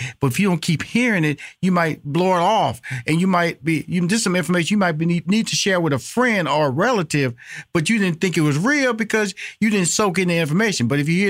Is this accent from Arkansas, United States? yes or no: no; Houston, Texas, United States; I grew up in Fifth Ward, so you know exactly where I'm at, where I was born and raised.